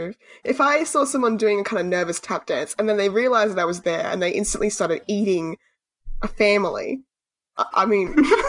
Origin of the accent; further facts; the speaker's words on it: Australia; as an Australian